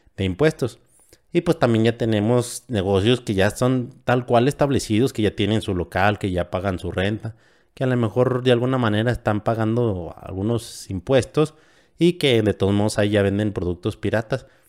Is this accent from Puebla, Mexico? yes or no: no; San Francisco del Rincón, Guanajuato, Mexico; De Guanajuato, de un municipio de San Francisco del Rincón